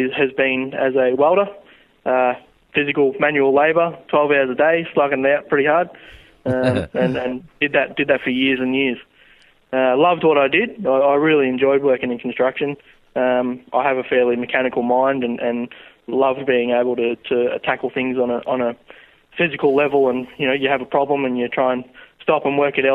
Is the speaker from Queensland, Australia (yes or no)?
no; Romsey, Victoria, Australia; also born or lived in Sunbury / Lancefield; I grew up in Romsey. I was born in Tunbury, grew up in Romsey. Have lived there all my life until just recently.